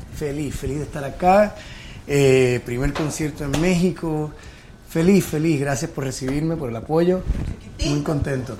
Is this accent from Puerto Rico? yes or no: yes; Puerto Rico; moved away as an adult; also born or lived in New York; now in Miami, United States; me fui de Puerto Rico. Yo estuve 10 años en Nueva York, eh, regresé a Puerto Rico por 5 años